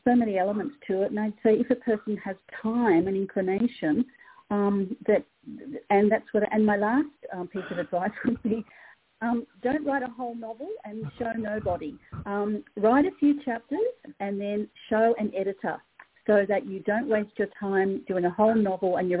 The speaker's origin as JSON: {"language": "English", "country": "Australia", "also_born_or_lived": "New South Wales / Sydney", "said": "in Australia we have completely over the decades thrown out grammar"}